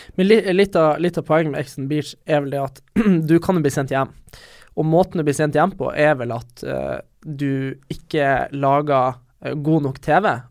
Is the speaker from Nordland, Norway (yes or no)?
yes; Bodø, Nordland, Norway; moved away as an adult; also born or lived in Trondheim, Norway; now in Oslo, Norway; de jeg hadde på videregående i Bodø